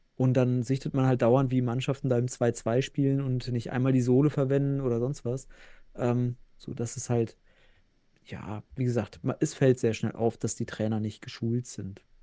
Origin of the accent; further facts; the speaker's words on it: North Rhine-Westphalia, Germany; ich bin ja Westfale